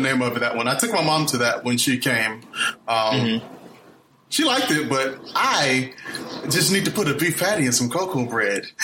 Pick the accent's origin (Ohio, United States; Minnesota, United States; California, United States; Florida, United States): Florida, United States; Fort Lauderdale; moved away as an adult; now in Los Angeles, United States; I'm from Fort Lauderdale, Florida.